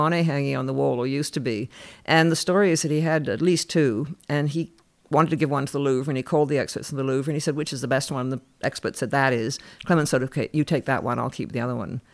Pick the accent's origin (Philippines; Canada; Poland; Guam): Canada; I grew up in Canada